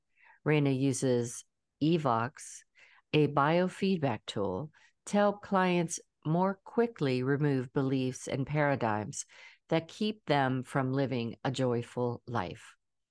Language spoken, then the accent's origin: English; Pittsburgh, Pennsylvania, United States; now in Georgia, United States; I'm a Pittsburgh girl. So we always... we always call it home, even though we don't live there anymore. I've lived in Georgia longer than I lived in Pittsburgh, still, I always call it home.